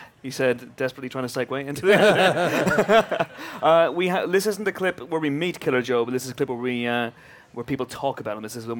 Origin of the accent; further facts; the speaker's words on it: United Kingdom; I'm British